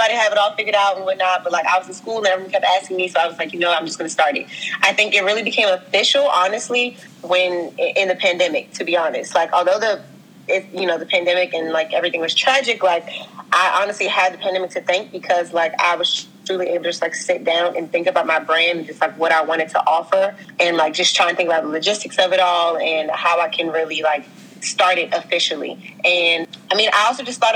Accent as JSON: {"language": "English", "town": "Washington", "region": "District of Columbia", "country": "United States", "tie": "born or raised there", "also_born_or_lived": "Wisconsin / Minnesota", "moved": "as an adult", "said": "I'm from DC, the school in Northwest, moved around a lot"}